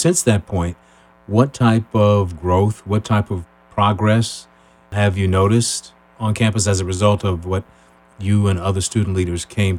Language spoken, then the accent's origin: English; Chicago, Illinois, United States; moved away; I'm from Chicago.